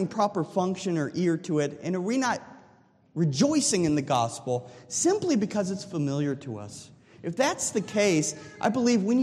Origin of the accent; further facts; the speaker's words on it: Delphos, Ohio, United States; when I was growing up in Delphus, Ohio.